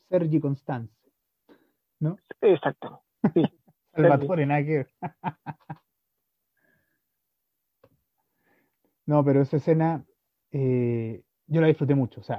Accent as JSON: {"language": "Spanish", "country": "France", "said": "Yo soy francés"}